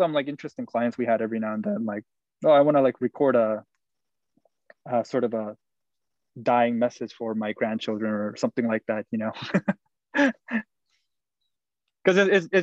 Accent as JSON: {"language": "English", "town": "Vancouver", "region": "British Columbia", "country": "Canada", "tie": "born or raised there", "also_born_or_lived": "South Korea", "moved": "as an adult", "lives_now": "United States", "said": "I come from South Korea. Some of my family's in South Korea. I grew up in Vancouver"}